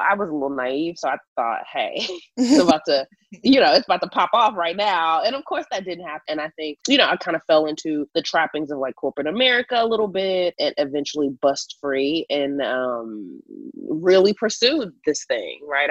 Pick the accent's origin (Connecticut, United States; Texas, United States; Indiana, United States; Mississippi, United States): Texas, United States; Houston; born or raised there; now in Los Angeles, United States